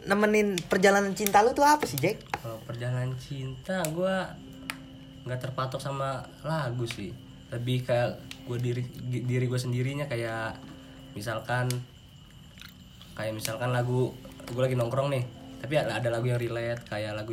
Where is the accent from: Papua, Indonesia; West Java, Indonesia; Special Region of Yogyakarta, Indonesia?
West Java, Indonesia; Bojonggede; gue berasal dari Bojonggede sebenarnya orang tua gue dari Makassar cuman semenjak gue lahir orang tua gue pindah ke Bojonggede